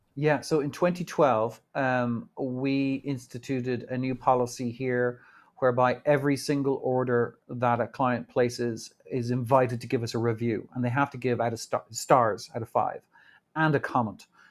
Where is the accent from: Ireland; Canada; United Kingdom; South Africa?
Ireland; also born or lived in New York; now in Dublin, Ireland; We grew up in Ireland